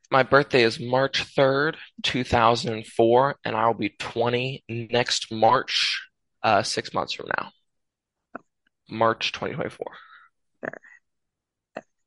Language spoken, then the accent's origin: English; United States; I'm American